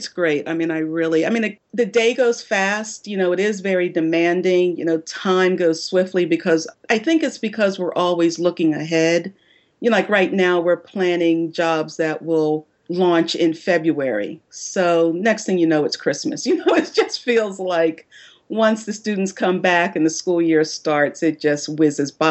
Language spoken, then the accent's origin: English; Philadelphia, Pennsylvania, United States; also born or lived in New York City, United States; now in North Carolina, United States; I grew up in Philadelphia, Pennsylvania